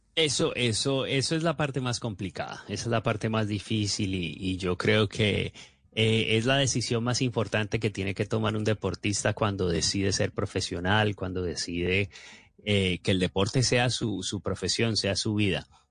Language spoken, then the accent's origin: Spanish; Colombia; uno como colombiano